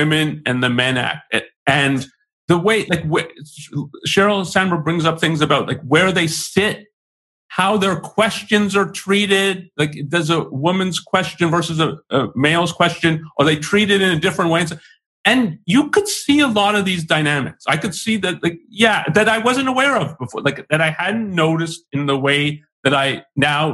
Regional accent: Canada; I was born in Canada, so I've been raised in North America. I've lived elsewhere, but essentially, that's my exposure to the culture I was brought up

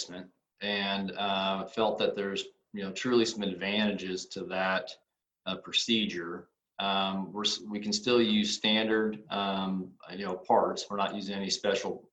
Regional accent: Grand Island, Nebraska, United States; also born or lived in Lincoln, Nebraska / Rochester, Minnesota; I'm originally from Grand Island, Nebraska. I grew up here, returned back to Grand Island about 18 years ago.

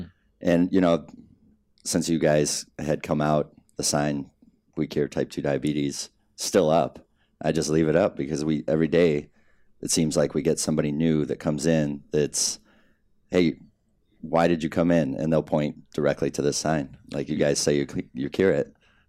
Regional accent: Midwest, United States; Yeah, I was always handy. I was raised in the Midwest and just did a lot of work.

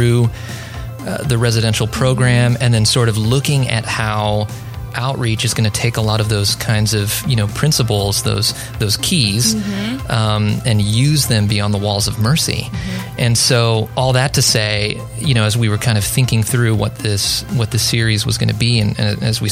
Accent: Southern California, United States; moved away; also born or lived in Tennessee; I grew up in Southern California. We actually moved to rural Tennessee in the early 2000s

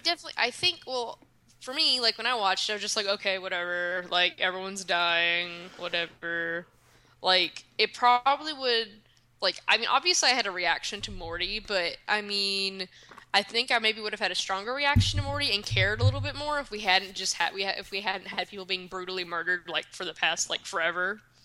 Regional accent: Kentucky, United States; I'm from Kentucky. That's where I live.

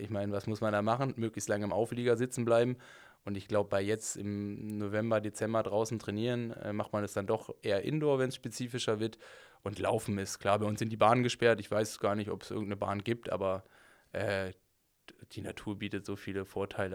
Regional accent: Germany; als Deutscher

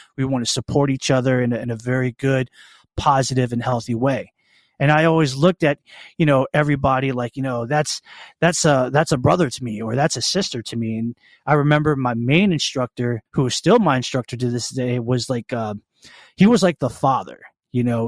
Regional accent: Annapolis, Maryland, United States; born and raised in Annapolis, Maryland

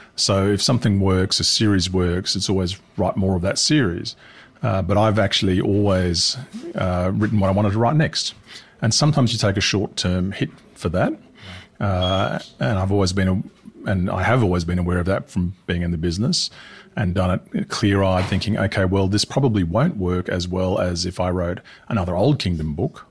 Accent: Australia; my home country too, because I'm Australian

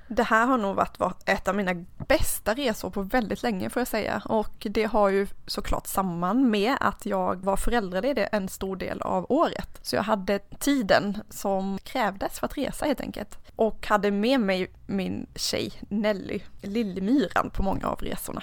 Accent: Karlskrona, Blekinge, Sweden; jag kommer från Karlskrona

